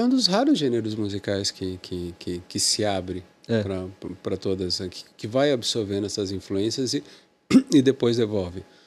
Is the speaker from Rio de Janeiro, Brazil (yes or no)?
no; Santos, São Paulo, Brazil; Eu sou de Santos